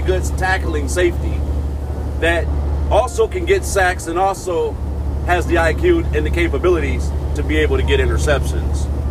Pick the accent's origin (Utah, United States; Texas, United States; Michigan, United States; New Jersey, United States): Michigan, United States; being from back where my hometown there in Michigan